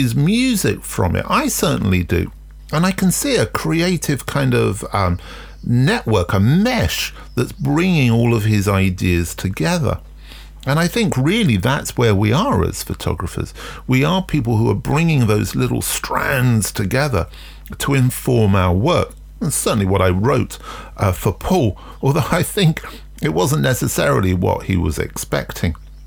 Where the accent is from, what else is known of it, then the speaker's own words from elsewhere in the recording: London, United Kingdom; I grew up in London during punk